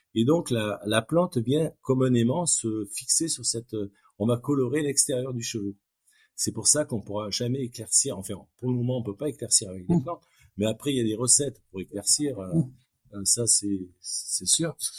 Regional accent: France; En tant que Français

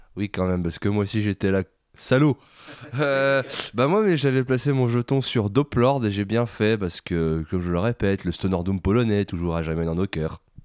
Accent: France; on est français

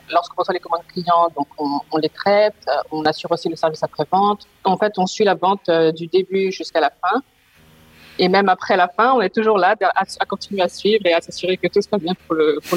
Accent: France; now in Netherlands; Euh, donc … je suis française, mais je vis aux Pays-Bas depuis maintenant plus de trois ans.

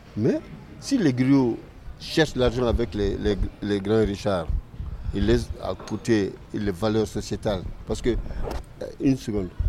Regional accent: Mali; chez nous au Mali

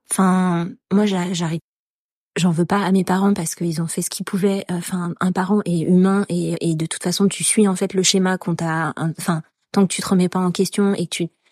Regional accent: France; en tant que Français

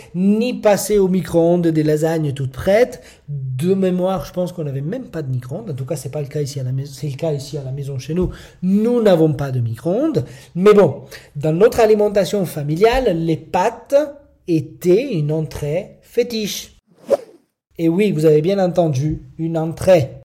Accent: Italy; French is a second language; moved away as an adult; je suis italien. Je ne suis né en Italie et j'ai vécu mes 19 premières années là-bas.

